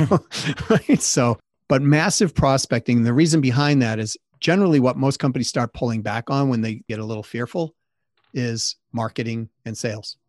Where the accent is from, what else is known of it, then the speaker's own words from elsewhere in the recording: Massachusetts, United States; I grew up in Massachusetts